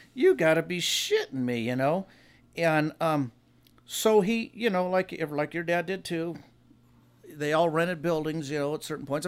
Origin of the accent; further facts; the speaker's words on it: Hawaiian Gardens, California, United States; I live in the same area I've grew up in. When I grew up in Hawaiian Gardens